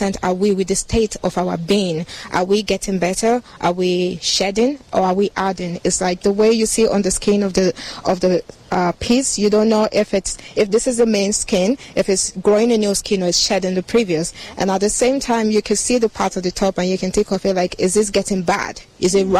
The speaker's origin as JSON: {"language": "English", "country": "Nigeria", "said": "I'm a Nigerian"}